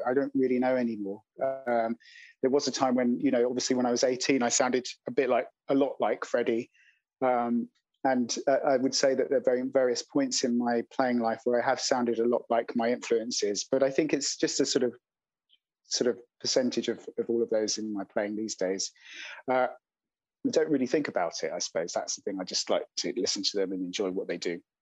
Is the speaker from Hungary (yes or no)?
no; London, United Kingdom; I grew up in London